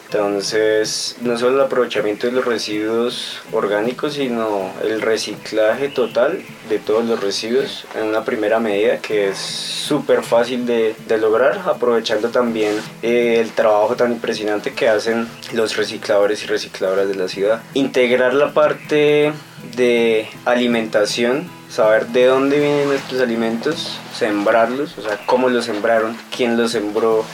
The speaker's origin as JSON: {"language": "Spanish", "town": "Duitama", "region": "Boyacá", "country": "Colombia", "said": "también de la ciudad de Itama, eh, ingeniero agrónomo"}